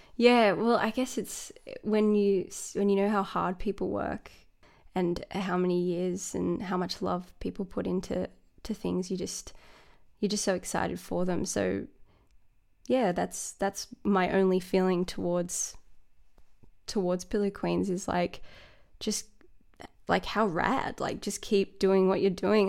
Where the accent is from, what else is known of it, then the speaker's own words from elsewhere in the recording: Sydney, New South Wales, Australia; moved away as an adult; also born or lived in Dublin, Ireland; now in Melbourne, Australia; born in Sydney, and my parents are from Dublin